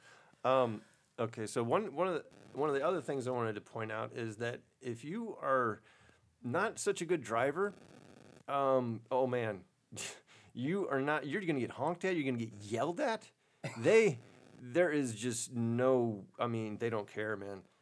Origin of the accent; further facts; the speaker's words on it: Destin, Florida, United States; my my hometown of Destin